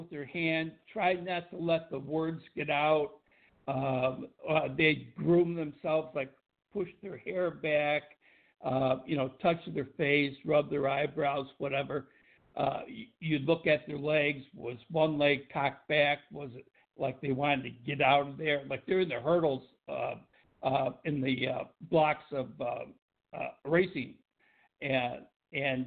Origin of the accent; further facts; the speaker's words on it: Tonawanda, New York, United States; moved away as an adult; also born or lived in Buffalo, New York / Boston, Massachusetts; I grew up in Tonawanda, New York, and I worked as a police officer in the Buffalo area.